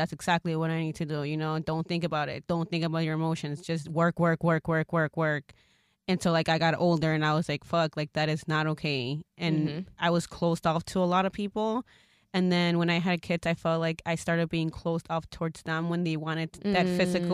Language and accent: English; Mexico; moved away; I'm also from Mexico, you know, and that's where I came from